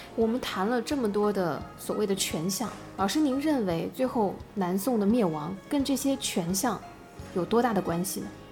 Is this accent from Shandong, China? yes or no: no; Hangzhou, Zhejiang, China; 这个我们杭州人都很熟悉了